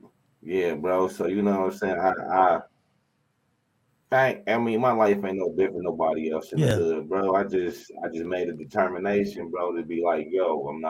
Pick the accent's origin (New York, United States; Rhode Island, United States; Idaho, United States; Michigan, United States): Michigan, United States; Saginaw; I'm from Saginaw, Michigan.